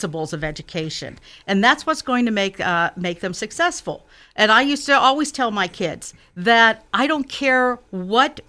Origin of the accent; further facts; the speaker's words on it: Westmoreland County, Western Pennsylvania, United States; moved away as an adult; now in Mount Lebanon, United States; I grew up as a blue-collar kid in a small town of Westmoreland County